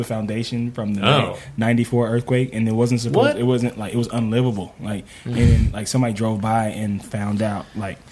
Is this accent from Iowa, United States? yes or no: no; Los Angeles, California, United States; growing up